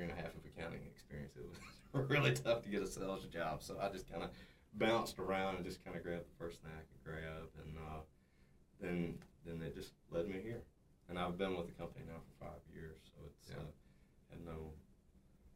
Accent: South Arkansas, United States; grew up in South Arkansas. It was a small town, Rising

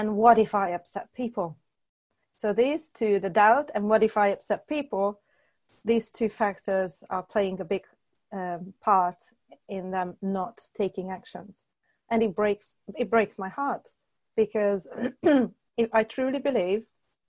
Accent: Hungary; moved away as an adult; also born or lived in United Kingdom; I was born and raised in Hungary. Then in 2005, I moved to the UK

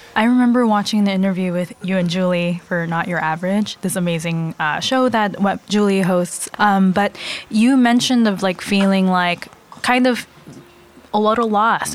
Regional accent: Los Angeles, California, United States; also born or lived in San Marino, California; now in New York, United States; I grew up

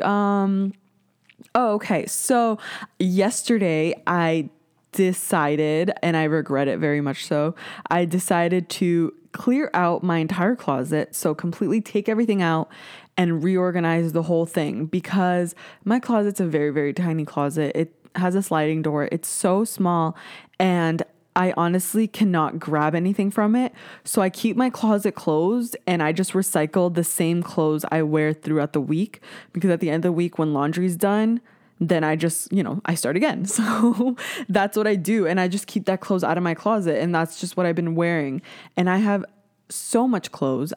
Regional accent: Canada; I'm Canadian

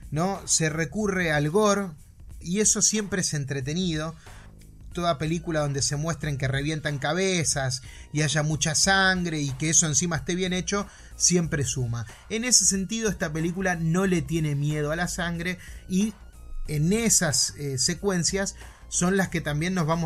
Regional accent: Argentina; porque soy bien argentino

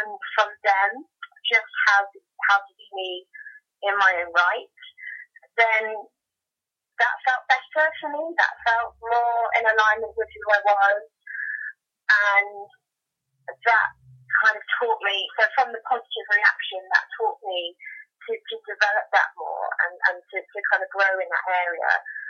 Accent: Hastings, South East England, United Kingdom; I'm from Hastings in the UK.

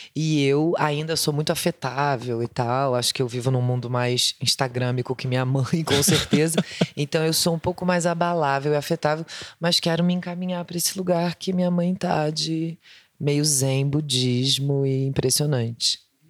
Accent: Rio de Janeiro, Brazil; eu sou do Rio

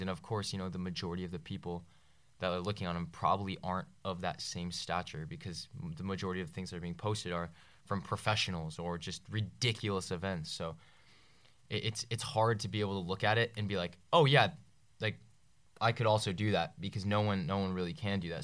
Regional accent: Northern Virginia, United States; from Northern Virginia

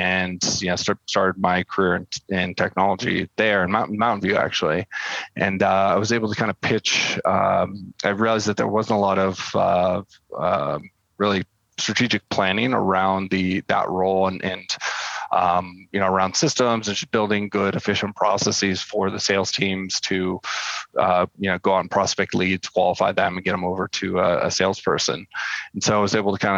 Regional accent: El Sobrante, California, United States; also born or lived in Palo Alto; I grew up in the East Bay, little town called El Sobrante. It's just right over the bay from San Francisco.

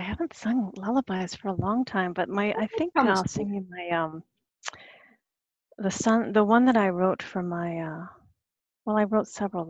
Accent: Searsmont, Maine, United States; I grew up in the Methodist church, is one of the things that I come to, you know, it's like, because it always brings me back to the Searsmont Methodist church, standing between my mom and my dad

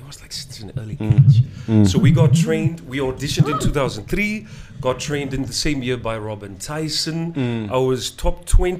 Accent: Windhoek, Khomas, Namibia; I was born in Windhoek.

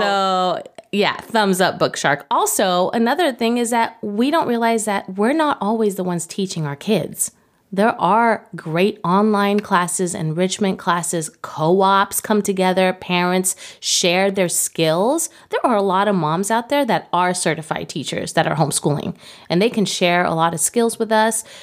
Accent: Mexico City, Mexico; moved away as an adult; now in United States; I'm from Mexico City. I didn't go to high school in the United States

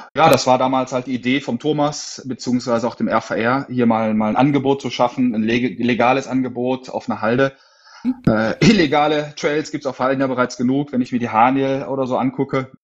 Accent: Essen, North Rhine-Westphalia, Germany; also born or lived in Sauerland; bin aus dem Ruhrpott, aus Essen

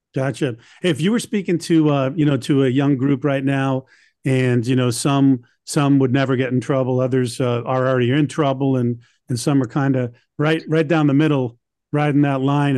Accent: Boston, Massachusetts, United States; I'm from Boston

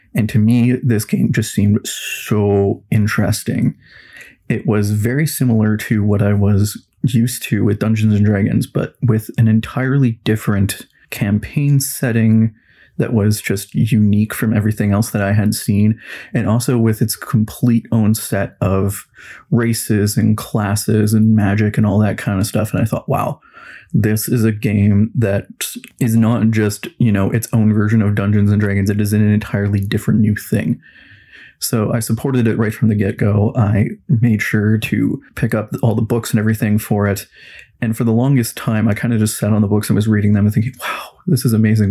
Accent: Kelowna, British Columbia, Canada; I was born and raised in Kelowna, BC for all of my life

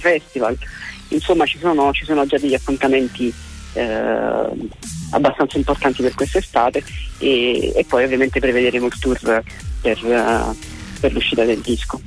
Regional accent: Naples, Campania, Italy; io sono, sono di Napoli anche se scrivo in italiano

